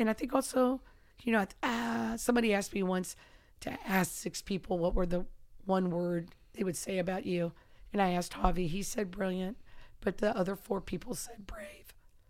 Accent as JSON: {"language": "English", "region": "Kentucky", "country": "United States", "tie": "born or raised there", "said": "And he's mm-hmm. from my home state and, wow."}